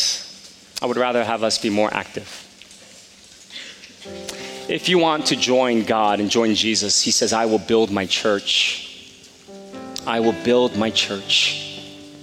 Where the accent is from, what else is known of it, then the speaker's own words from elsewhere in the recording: Palisades Park, New Jersey, United States; growing up in Palisades Park since the third grade